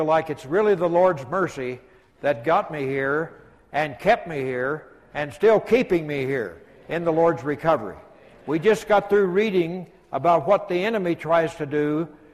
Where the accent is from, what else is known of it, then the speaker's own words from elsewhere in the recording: New Mexico, United States; I grew up in New Mexico and was active with the young people when I was in high school and junior high